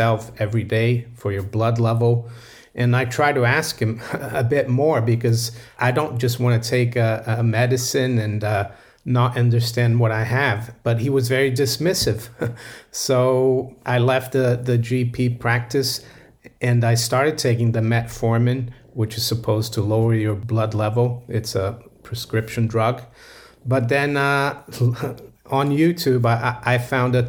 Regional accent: Rio de Janeiro, Brazil; moved away as an adult; also born or lived in Florida / Geneva, Switzerland; now in London, United Kingdom; Yes, I was born in Brazil and I grew up in Brazil, in Rio

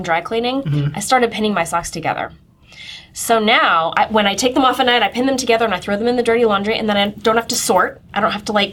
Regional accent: Midwest, United States; I grew up in the Midwest

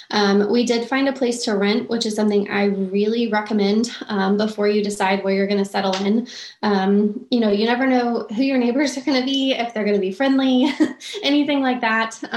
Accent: Texas, United States; Um, I know I was raised in Texas

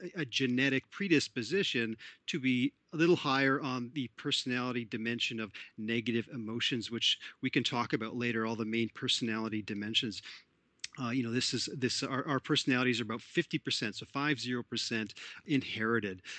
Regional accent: Toronto, Ontario, Canada; I'm Canadian born in Toronto, Ontario, Canada

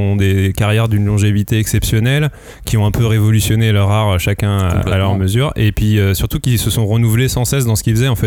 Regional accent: France; Ouais, et que du coup, nous, en tant que Français, on ne découvre qu'aujourd'hui

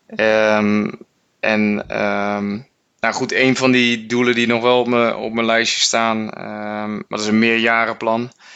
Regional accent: Netherlands

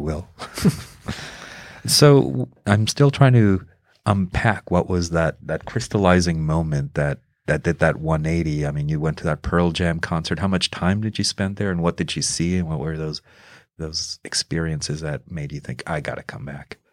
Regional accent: Mexico; moved away; also born or lived in United States; the experience I've had growing up in Mexico and comparing it to, to my time in the United States

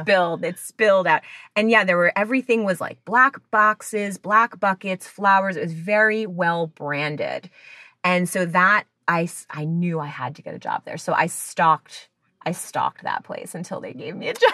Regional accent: New Jersey, United States; moved away; I'm from New Jersey originally, so of course you go to the mall to get a job

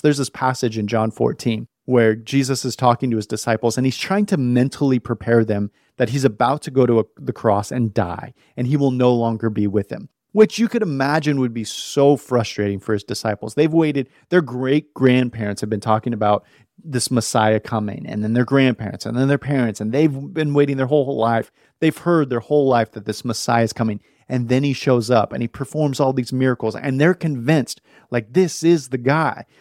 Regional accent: West Coast, United States; moved away as an adult; I was born on the West Coast, man, and I, I moved here a couple years ago

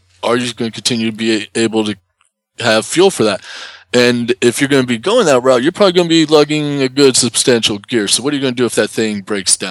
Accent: Kentucky, United States; growing up in Kentucky, we did a lot of actual, for real camping

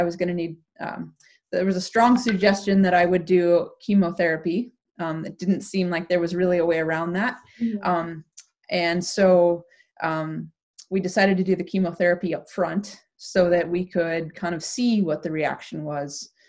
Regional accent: Anchorage, Alaska, United States; moved away as an adult; now in Canada; I was fortunate growing up in Anchorage, Alaska

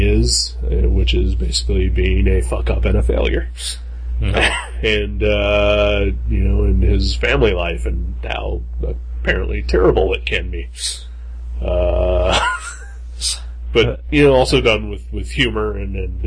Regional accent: Dayton, Ohio, United States; I'm from Dayton.

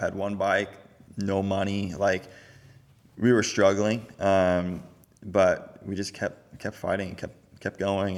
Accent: Florida, United States; also born or lived in California; born and raised Florida my whole life

